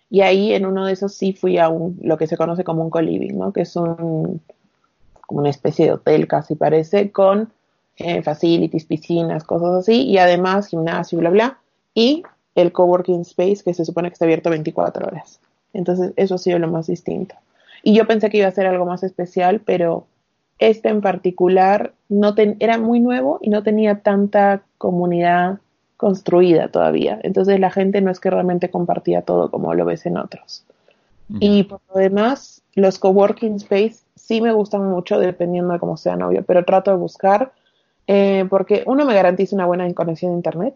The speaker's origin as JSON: {"language": "Spanish", "region": "Arequipa", "country": "Peru", "tie": "born or raised there", "also_born_or_lived": "Piura / Buenos Aires", "moved": "as an adult", "said": "soy de Arequipa, del sur. Eh, viví acá toda mi secundaria"}